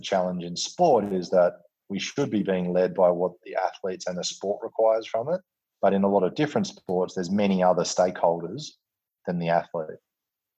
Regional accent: Western Australia, Australia; coming from Western Australia and growing up with football as a important part of our cultural fabric

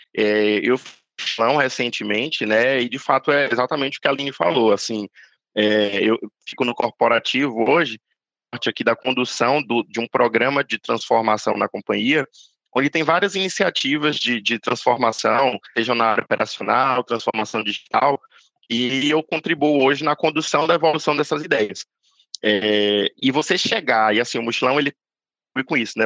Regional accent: Bahia, Brazil; moved away; natural da Bahia

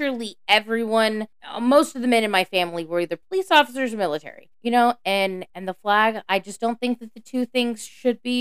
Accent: the South, United States; I grew up in the South.

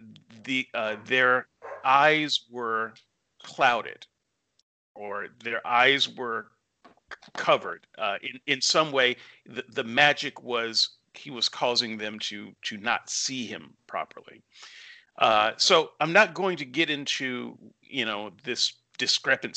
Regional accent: Alabama, United States; where I grew up in the Bible Belt in Alabama

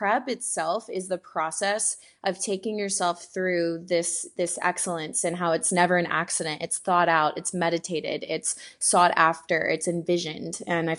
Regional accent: Houston, Texas, United States; moved away as an adult; now in Venice, California, United States; I am from Houston, Texas. That's where I was born and raised. And then I moved out to California about 5 years ago. So now I'm in Venice, California

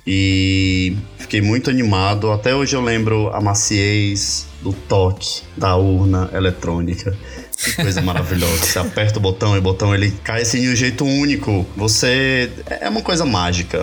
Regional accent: Ceará, Brazil; now in São Paulo, Brazil; eu sou cearense

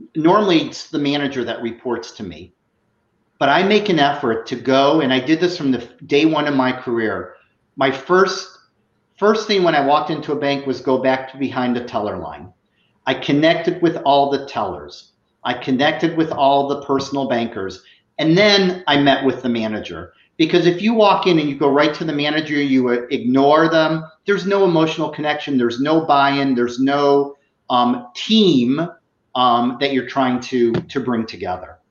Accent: Chicago, Illinois, United States; moved away as an adult; also born or lived in Iowa; now in South Florida, United States; I'm originally from Chicago.

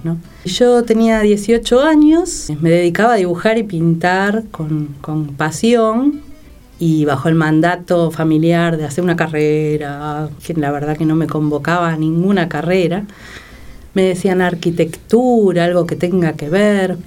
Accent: Buenos Aires, Argentina; moved away as an adult; now in San Martín, Argentina; Soy una porteña tremenda. asquerosamente porteña.

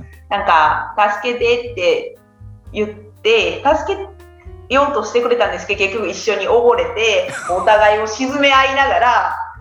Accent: Kansai, Japan; 関西出身です。

